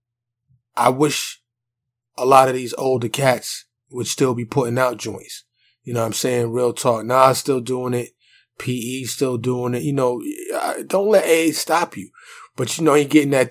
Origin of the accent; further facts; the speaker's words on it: New York City, New York, United States; moved away; growing up in New York City, you gotta understand, there's a lot of people, and, you know, grandma's crib, where I was primarily raised until I got my mobility, was in Harlem.